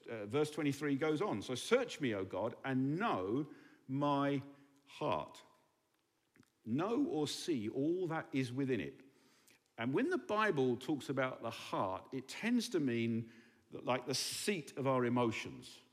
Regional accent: England, United Kingdom; now in Berlin, Germany

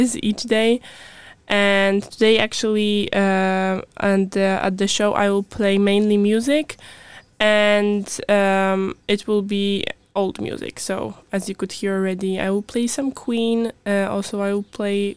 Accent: Poland; moved away; I'm from Poland. I'm studying at UVA.

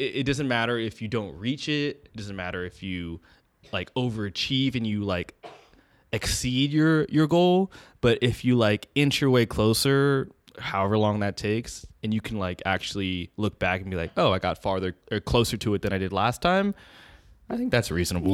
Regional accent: Bay Area, California, United States; We born and raised in the Bay Area.

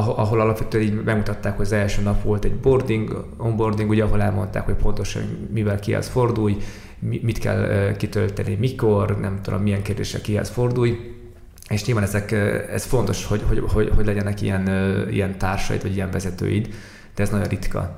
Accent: Mongolia; moved away; amit valószínűleg én gyerekkoromban láttam már Mongóliában

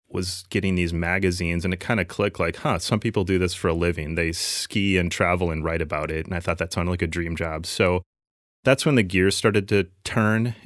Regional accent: Minnesota, United States; lifelong Minnesota boy, and um, still living here in South Minneapolis.

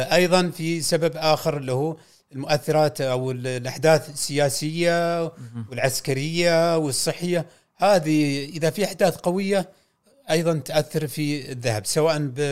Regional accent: Saudi Arabia; عندنا في السعوديه

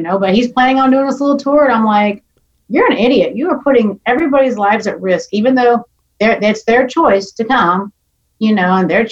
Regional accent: Orlando, Florida, United States; moved away as an adult; also born or lived in Tennessee; now in Nashville, United States; I actually was born and raised in Orlando, Florida

